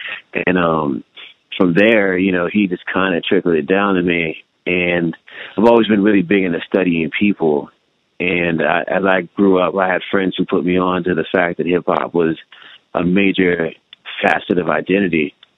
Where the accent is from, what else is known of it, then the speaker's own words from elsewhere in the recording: California, United States; born there; basically I was born in California, and we drove across the interstate following telecommunications work for my dad.